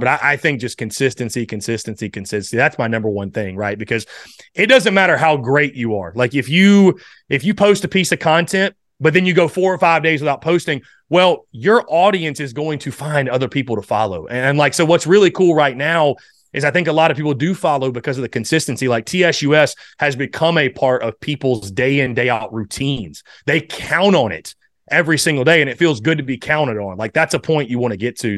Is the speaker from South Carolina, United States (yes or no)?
yes; North Augusta, South Carolina, United States; moved away; originally from the state of South Carolina, obviously Nor-, North Augusta, South Carolina